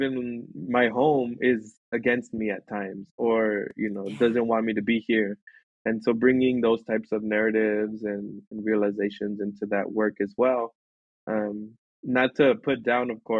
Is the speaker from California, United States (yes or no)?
yes; Los Angeles, California, United States; also born or lived in Montebello / El Monte / Baldwin Park / Covina; Born and raised in Los Angeles, here, specifically in Montebello is where I was born, and then kind of quickly moved to El Monte, so San Gabriel Valley